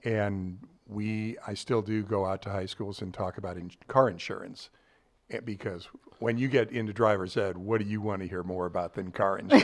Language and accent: English; Ladue, Missouri, United States; also born or lived in Columbia, Missouri; born and raised in Ladue.